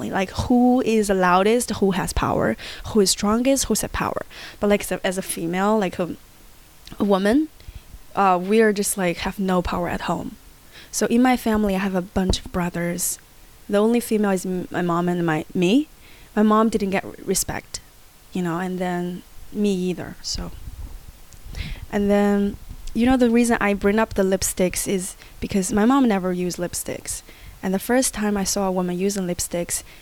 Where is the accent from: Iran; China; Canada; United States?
China; I always go, okay, when I was young, my dad, my country, my hometown. And that can get related to a lot of Chinese audience.